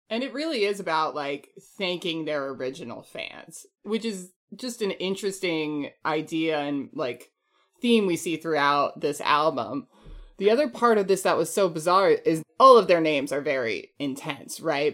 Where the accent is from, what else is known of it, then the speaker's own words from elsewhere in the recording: Chesterfield, New Hampshire, United States; I'm from Chesterfield, New Hampshire